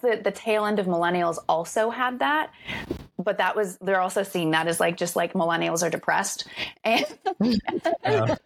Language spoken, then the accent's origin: English; rural Florida, United States; I grew up in Florida, like rural Florida